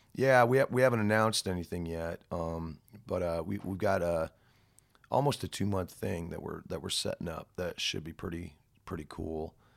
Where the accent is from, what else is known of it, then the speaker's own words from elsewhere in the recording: United States; as an American